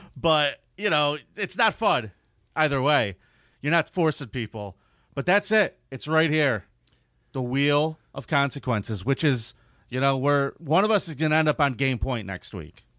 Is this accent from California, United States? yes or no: yes; San Diego, California, United States; my hometown, the town that is responsible for my good looks and carefree attitude, San Diego, California.